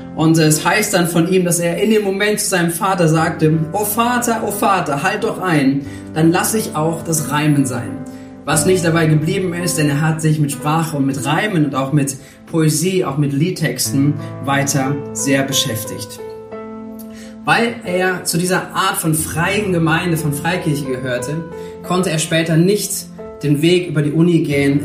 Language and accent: German; Germany; bei uns in Deutschland